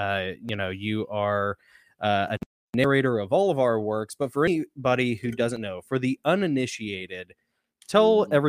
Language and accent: English; United States; as an American